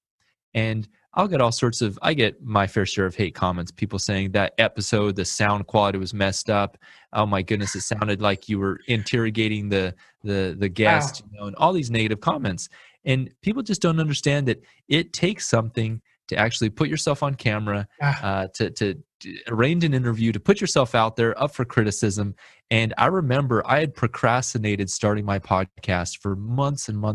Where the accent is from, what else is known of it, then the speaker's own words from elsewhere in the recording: Lemoore, California, United States; moved away as an adult; also born or lived in Panama / Houston; now in Fresno, United States; I was raised in Lemoore, California